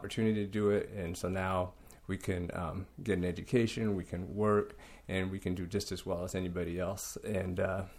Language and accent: English; Lakewood, Washington, United States; I was born in Lakewood, Washington. Grew up, went to school in Lakewood, Washington.